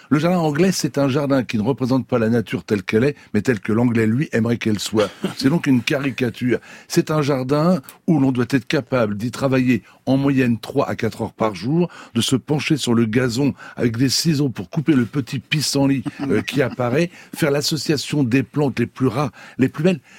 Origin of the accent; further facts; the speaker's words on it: France; chez nous en France